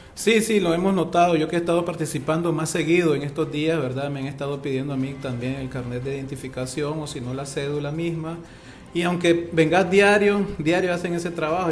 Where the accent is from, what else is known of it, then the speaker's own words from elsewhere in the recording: Nicaragua; somos nosotros mismos los nicaragüenses